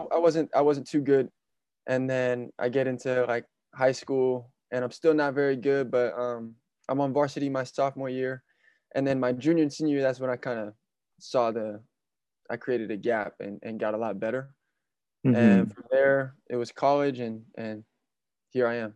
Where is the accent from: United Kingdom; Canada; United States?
United States; Vallejo, California; I'm still in my hometown of Vallejo, California